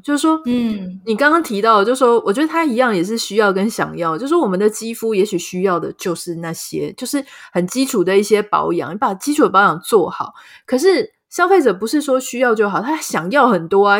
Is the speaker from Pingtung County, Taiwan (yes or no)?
yes; Pingtung County, Taiwan; 我自己也是屏东人嘛，所以小时候玩一玩真的还有这种摔到田里然后脚拔不起来的那种经验